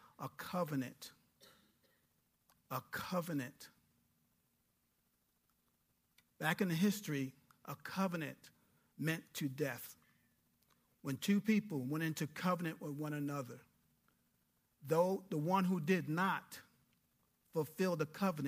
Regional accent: New York, United States; moved away as an adult; a young kid from New York going into the Air Force with an attitude, because I'm from New York

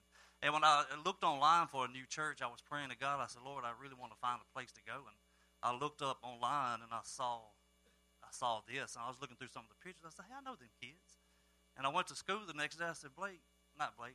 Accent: Starkville, Mississippi, United States; I am from Starkville, Mississippi, home of the Bulldogs

